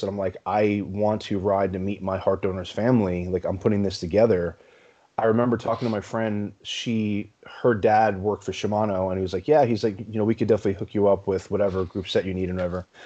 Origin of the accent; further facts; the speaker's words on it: New York City, New York, United States; also born or lived in Long Island, New York; I was born and raised in New York, originally in Brooklyn